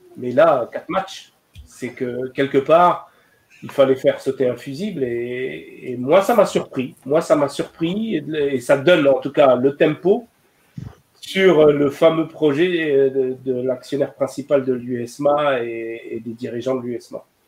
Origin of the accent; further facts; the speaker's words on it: Algeria; chez nous en Algérie